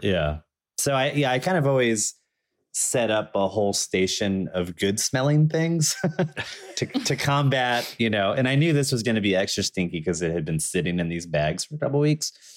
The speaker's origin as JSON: {"language": "English", "town": "Danville", "region": "Virginia", "country": "United States", "tie": "born or raised there", "also_born_or_lived": "Chapel Hill, North Carolina", "moved": "yes", "lives_now": "Brooklyn, United States", "said": "I was born in Danville, Virginia."}